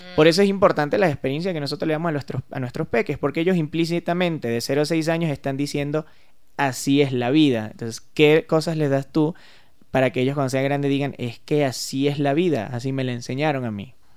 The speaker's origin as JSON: {"language": "Spanish", "country": "Venezuela", "said": "yo soy venezolano"}